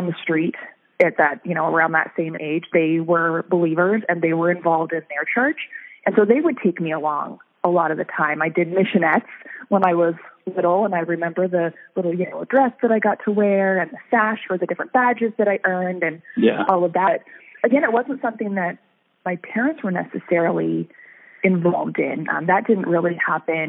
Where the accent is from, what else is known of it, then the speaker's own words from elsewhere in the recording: Reno, Nevada, United States; moved away as an adult; also born or lived in Sacramento, California; now in Pacific Northwest, United States; I was born in California, in Sacramento, but we lived there until I was only about 9 or so, and then we moved to Reno, Nevada, and that's basically where I grew up